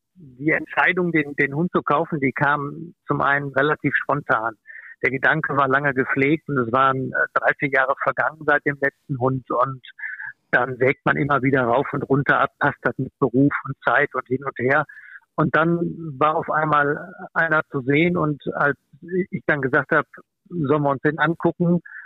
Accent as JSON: {"language": "German", "area": "near Cologne", "region": "North Rhine-Westphalia", "country": "Germany", "said": "ich komme aus Fürth, das ist in der Gegend von Köln"}